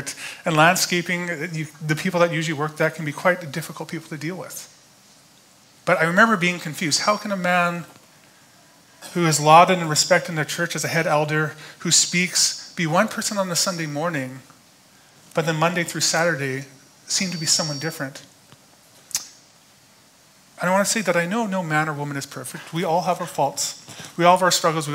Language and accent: English; Alberta, Canada; Growing up in Alberta, usually I just did landscaping every summer